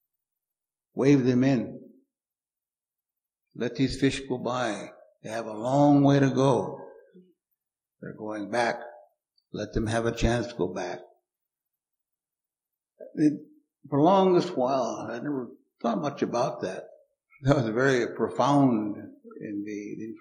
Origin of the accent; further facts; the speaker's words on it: Umatilla Reservation, Oregon, United States; I grew up on the Umatilla Reservation